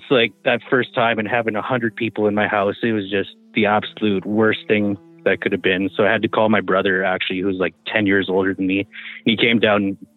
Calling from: Smithers, British Columbia, Canada; from Smithers.

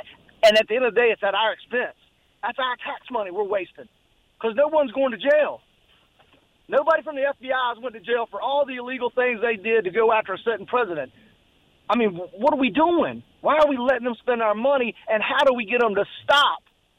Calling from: Florence, United States; … from Florence.

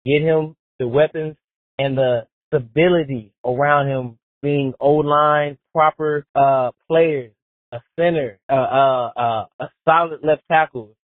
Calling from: Georgia, United States; I'm calling from Georgia.

